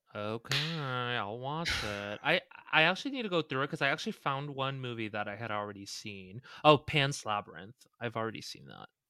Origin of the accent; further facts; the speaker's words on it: Las Vegas, Nevada, United States; we grew up, obviously, in a side of town where there were a lotta, like, bunnies and it was very open. Vegas is obviously very civilized